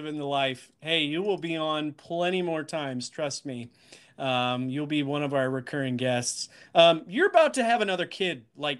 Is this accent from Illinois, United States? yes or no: yes; Princeton, Illinois, United States; my hometown, Princeton, Illinois